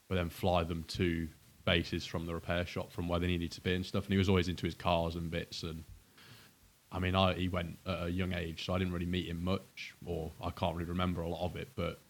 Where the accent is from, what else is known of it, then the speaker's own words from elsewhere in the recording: Rothley, East Midlands, United Kingdom; grew up in a little village just outside Leicester called Rothley.